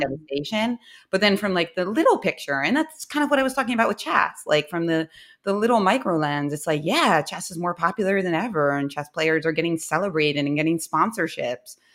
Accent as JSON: {"language": "English", "town": "Philadelphia", "region": "Pennsylvania", "country": "United States", "tie": "born or raised there", "said": "I was born in Philadelphia"}